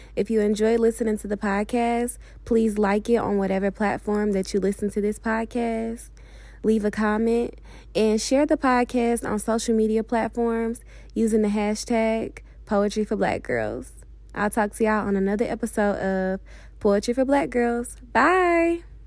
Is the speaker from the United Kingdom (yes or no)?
no; Arkansas, United States; growing up in Arkansas